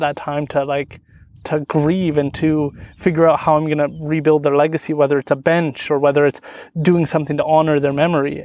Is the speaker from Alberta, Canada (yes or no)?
no; Stó:lō Nation, British Columbia, Canada; I'm from the Stolo Nation, so we, we're really into fishing salmon